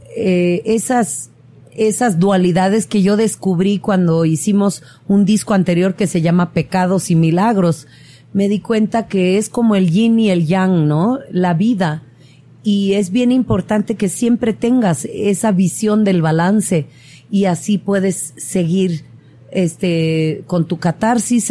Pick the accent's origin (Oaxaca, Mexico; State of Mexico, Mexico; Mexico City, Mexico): Oaxaca, Mexico; soy oaxaqueña